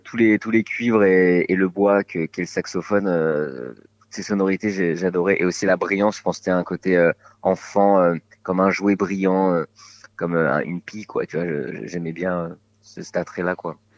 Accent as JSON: {"language": "French", "town": "Bordeaux", "region": "Nouvelle-Aquitaine", "country": "France", "tie": "born or raised there", "said": "j'ai grandi à Bordeaux"}